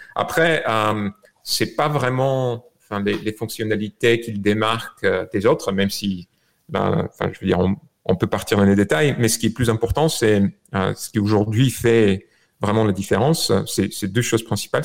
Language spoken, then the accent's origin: French; Bulgaria; born or raised there; moved away as an adult; also born or lived in France; now in United States